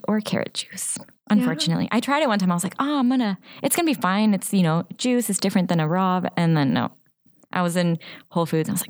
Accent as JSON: {"language": "English", "country": "Finland", "tie": "born there", "said": "And I looked it up. And as I said, I was born in Finland."}